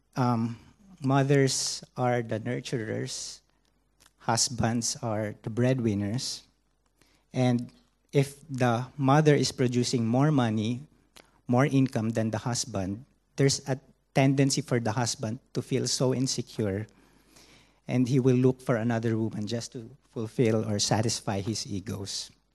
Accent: Philippines; now in Hong Kong; I am from the Philippines

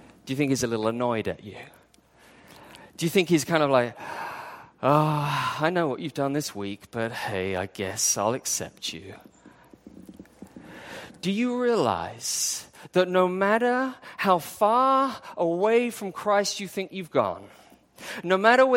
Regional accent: England, United Kingdom; moved away as an adult; also born or lived in Wales; now in Hong Kong; I grew up in England.

